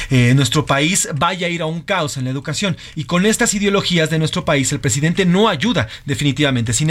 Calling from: Hermosillo, Sonora, Mexico; Les saludo eh, … desde Hermosillo y yo como buen norteño tengo mi propuesta para la música de esta semana.

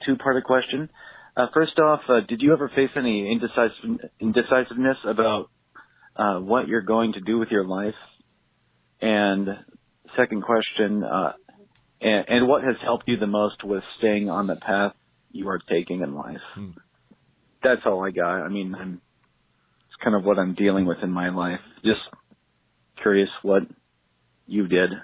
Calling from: Portland, Oregon, United States; I'm calling from Portland, Oregon

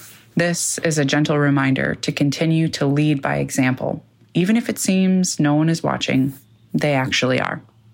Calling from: Sheboygan, Wisconsin, United States; Hey, minimalists. … I'm calling from Sheboygan, Wisconsin.

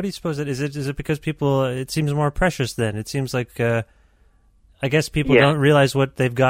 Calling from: Canada; I'm calling you from Canada

